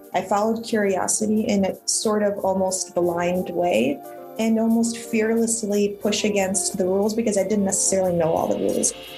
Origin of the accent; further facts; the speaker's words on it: Ukraine; I was born in Ukraine at, at the collapse of the Soviet Union